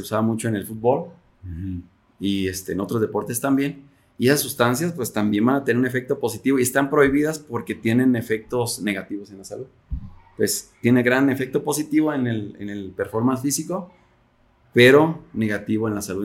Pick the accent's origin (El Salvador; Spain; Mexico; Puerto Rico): Mexico; como mexicanos somos muy este, altos consumidores de refresco